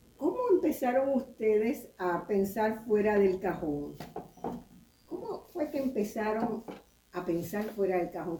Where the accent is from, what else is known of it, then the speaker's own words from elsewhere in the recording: Puerto Rico; en mi país, en Puerto Rico